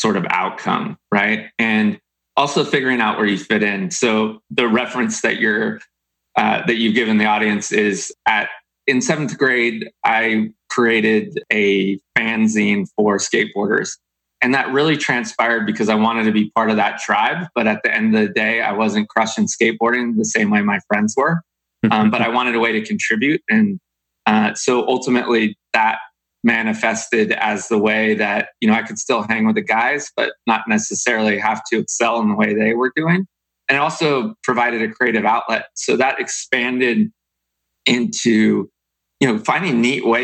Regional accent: Davis, California, United States; my hometown of Davis, California

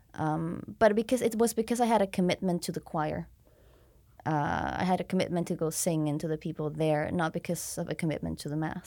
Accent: Mexico City, Mexico; also born or lived in Victoria, Canada; I was born and raised in Mexico City, uh, but then studied abroad

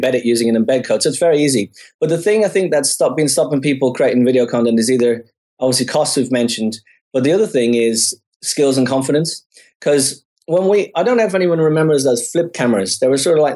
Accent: Dublin, Leinster, Ireland; moved away as an adult; I grew up in Dublin, as you said, in Ireland

